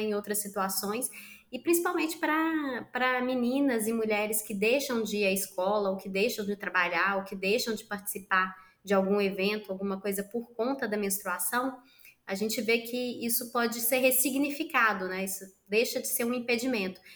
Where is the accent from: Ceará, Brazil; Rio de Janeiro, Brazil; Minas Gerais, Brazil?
Minas Gerais, Brazil; Sou mineira, tenho 39 anos